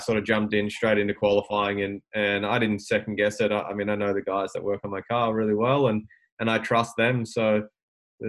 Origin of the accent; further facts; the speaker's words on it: Albury, New South Wales, Australia; I'm from Albury and I'm a mechanic.